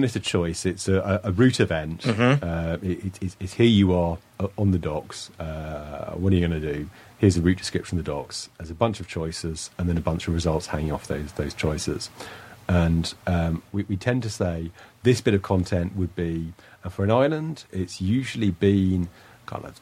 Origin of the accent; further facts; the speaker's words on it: United Kingdom; I'm British